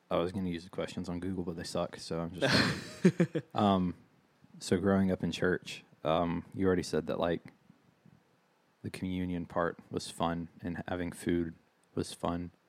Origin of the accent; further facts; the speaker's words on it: the South, United States; Growing up in the South